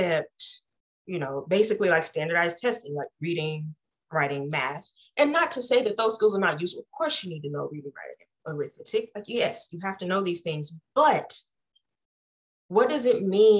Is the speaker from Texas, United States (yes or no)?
yes; Deep East Texas, United States; as someone who grew up in a rural environment, I come from Deep East Texas